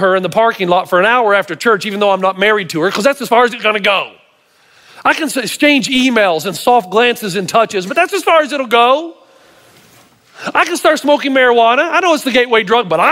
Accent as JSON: {"language": "English", "region": "Tennessee", "country": "United States", "said": "I'm from Tennessee"}